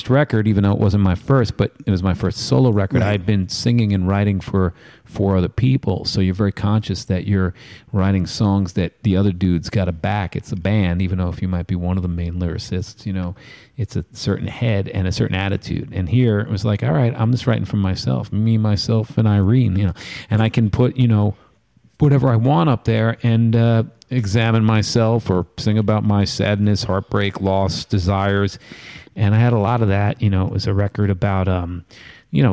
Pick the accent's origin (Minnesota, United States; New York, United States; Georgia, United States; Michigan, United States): New York, United States; being a New Yorker